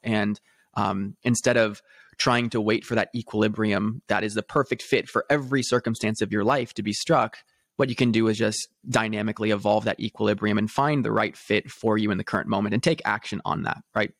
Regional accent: Newport Beach, California, United States; I grew up in a very affluent background, um, in Newport Beach, California

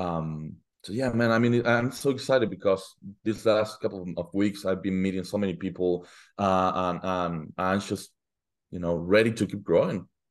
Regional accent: Argentina; moved away as an adult; now in United States; I'm originally from Argentina

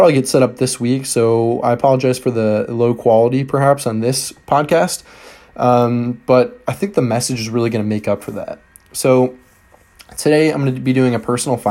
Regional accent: Michigan, United States; Michigan, my home state

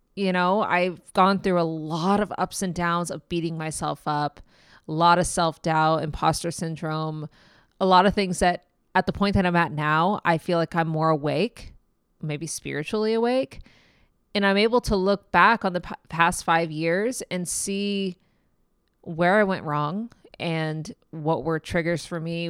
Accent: Kansas City, Missouri, United States; I am from Kansas City, Missouri

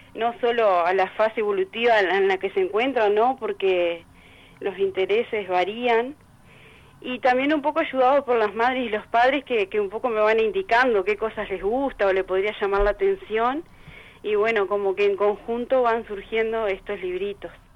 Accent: Salto, Uruguay; moved away as an adult; also born or lived in Montevideo; soy de acá, viví unos años en Montevideo, pero ahora ya hace como cuatro años que volvimos para Salto

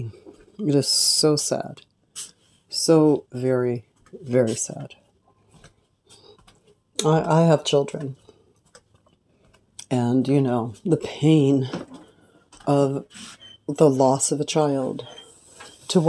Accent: California, United States; I'm from California.

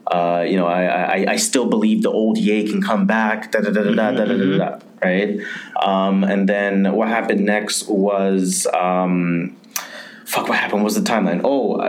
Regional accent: Jamaica; I'm Jamaican, so I'm gonna go to that MAGA.

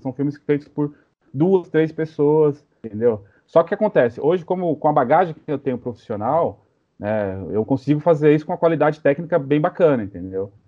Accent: São Paulo, Brazil; Sou de São Paulo, mas sou filho de nordestino. Então sou meio paulista, meio nordestino, com grande orgulho.

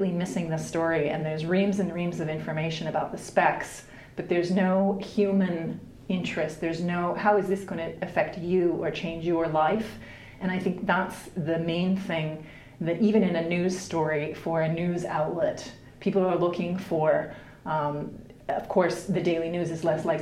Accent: Canada; also born or lived in United Kingdom / New Zealand; now in Helsinki, Finland; I grew up in Canada and have lived in the UK and New Zealand, and I'm currently based in Helsinki

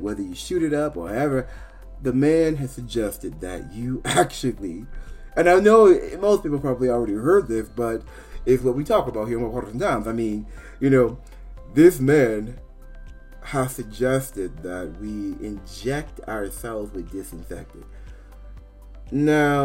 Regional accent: Maryland, United States; also born or lived in Virginia; I was born in Virginia, but I grew up in Maryland. I mean, from when I was about 5 years old till I was about 17.

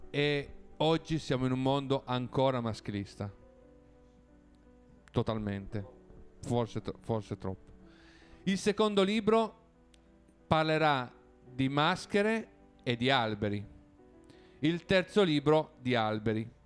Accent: Piedmont, Italy; Quindi parte dal Piemonte, uno perché io sono piemontese, abito a Torino, è il posto che conosco meglio

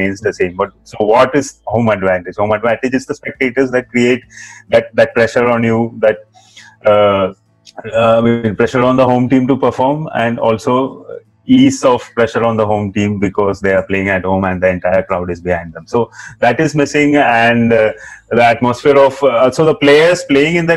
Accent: India; We as Indian football fans

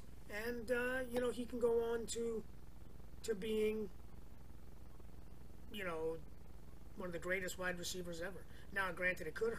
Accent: New York, United States; now in California, United States; Where I grew up in New York, they call it the parkway.

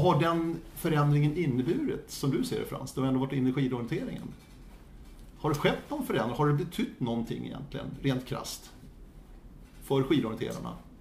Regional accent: Stockholm area, Stockholm County, Sweden; även i Stockholmstrakten där jag växte upp

